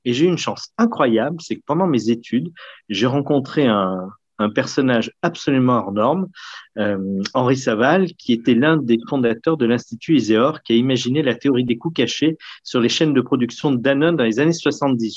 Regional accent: Lyon, Auvergne-Rhône-Alpes, France; Et je suis né à Lyon, j'ai fait toutes mes études sur Lyon et j'ai encore mon cabinet à Lyon

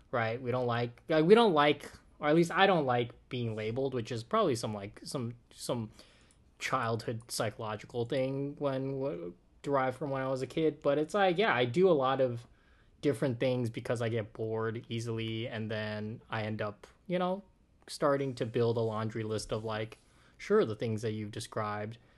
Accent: Oakland, California, United States; I'm from Oakland

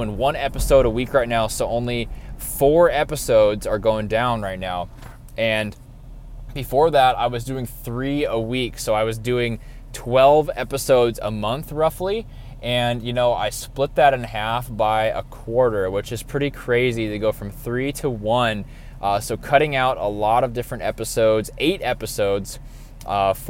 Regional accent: North Dakota, United States; moved away as an adult; also born or lived in Nebraska; now in Austin, United States; I grew up in North Dakota, and at the age of 18 years old, moved to Nebraska for schooling and stayed there until I was 24

